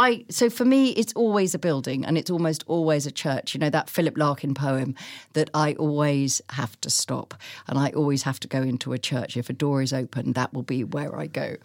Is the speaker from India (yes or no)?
no; Chichester, South East England, United Kingdom; growing up in Chichester, where as children, we walked through the town